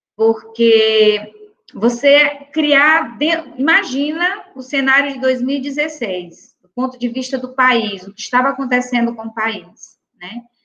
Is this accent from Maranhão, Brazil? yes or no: yes; São Luís, Maranhão, Brazil; also born or lived in Chapadinha, Maranhão; eu nasci em São Luís, mas as minhas férias todas nós passávamos né, nesse ambiente, né, bucólico, né, na zona rural do, do, de um interior chamado Macajuba